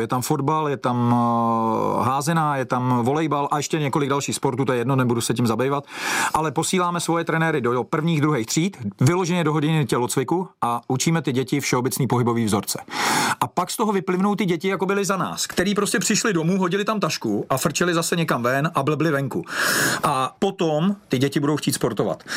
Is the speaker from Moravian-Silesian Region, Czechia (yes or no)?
no; Železný Brod, Liberec Region, Czechia; moved away as an adult; now in Plzeň, Czech Republic; kdy jsem odcházel z Železného brodu